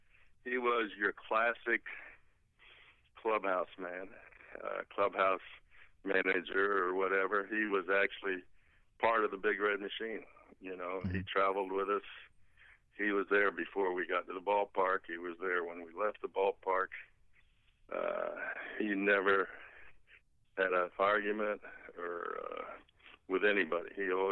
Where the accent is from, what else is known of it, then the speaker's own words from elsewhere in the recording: Winter Park, Florida, United States; also born or lived in Houston / Cincinnati; now in New Smyrna Beach, United States; I was born and raised right outside of Orlando, a little town called Winter Park. But I retired 10 years ago and moved over to New Smyrna Beach, and it's just south of Daytona.